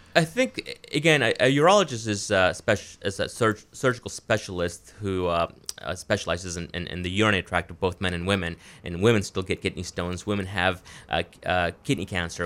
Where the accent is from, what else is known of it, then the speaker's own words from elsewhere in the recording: Florida, United States; moved away as an adult; also born or lived in Wisconsin / Providence, Rhode Island; now in Maine, United States; I'm originally from Florida